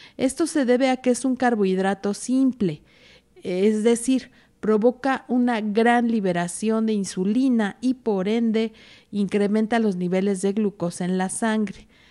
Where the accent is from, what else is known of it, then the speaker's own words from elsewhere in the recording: Mexico; un país distinto al de nosotros. Es diferente cuando uno sale de México